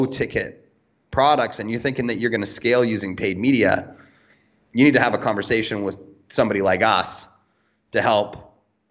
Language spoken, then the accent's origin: English; Canada; now in Cayman Islands; I do not live in America. I live in the Cayman Islands, but I'm originally from Canada